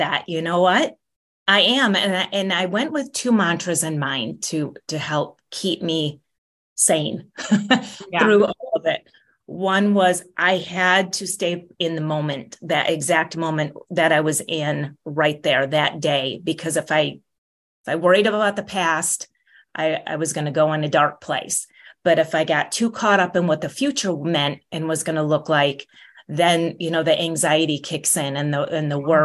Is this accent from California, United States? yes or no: no; Michigan, United States; also born or lived in Chicago, Illinois; now in San Diego, United States; I grew up in Michigan, on Lake Michigan